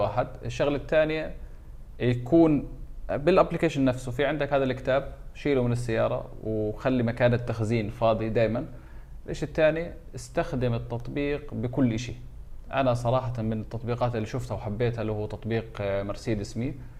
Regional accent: Jordan; عندنا في الاردن

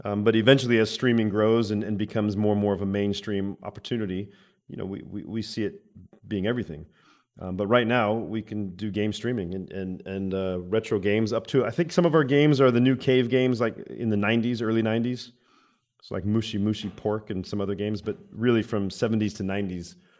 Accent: Arizona, United States; I'm from Arizona where everybody has guns, I think, in America

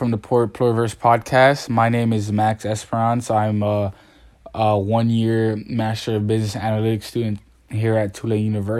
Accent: Haiti; born or raised there; now in New Orleans, United States

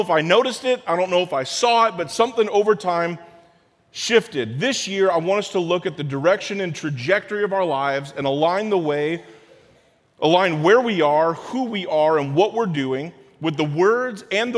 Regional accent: Springfield, Illinois, United States; I grew up in Springfield, and so downstate in Illinois

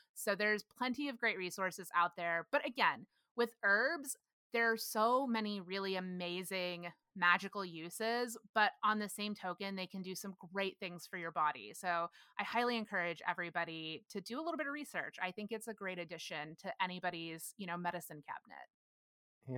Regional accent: Granbury, Texas, United States; moved away as an adult; now in Los Angeles, United States; growing up in Granbury, we had, there were people buried in the cemetery out by my house

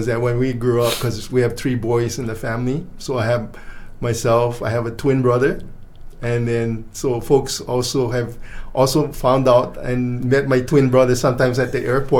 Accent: Kaneohe, Hawaii, United States; moved away as an adult; now in Maui, United States; So I grew up in Kaneohe, and in Kaneohe, I went to school. First I grew up in Kaneohe, and what was interesting was that we lived on the windward side

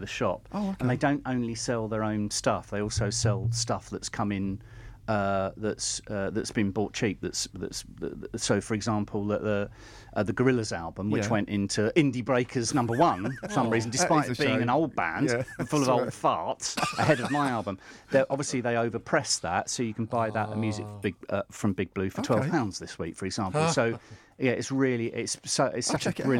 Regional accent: Staines, South East England, United Kingdom; none in my hometown. I can walk unmolested through Staines

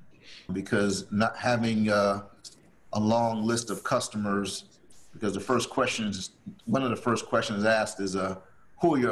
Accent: New Jersey, United States; now in North Carolina, United States; I'm actually originally from New Jersey, and I never thought I'd be in North Carolina, but now, so I've been here almost 30 years now.

